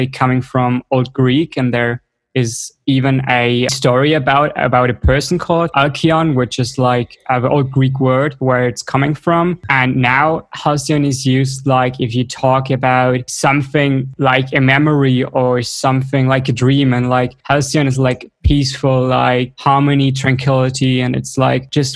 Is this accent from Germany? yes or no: yes; Cologne, North Rhine-Westphalia, Germany; moved away as an adult; also born or lived in western Germany near the Netherlands and Belgium; I'm from Cologne.